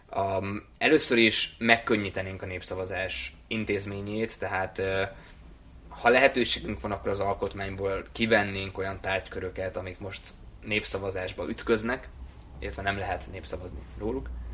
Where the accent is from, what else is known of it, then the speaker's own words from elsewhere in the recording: Hungary; first language German; also born or lived in Germany; én elsősorban magyar vagyok, másodszorban európai polgár vagyok